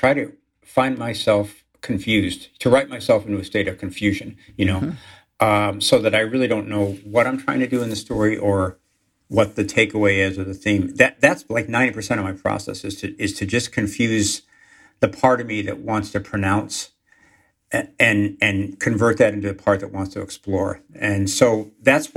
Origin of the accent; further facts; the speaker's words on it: Chicago, Illinois, United States; accent: Chicago; my hometown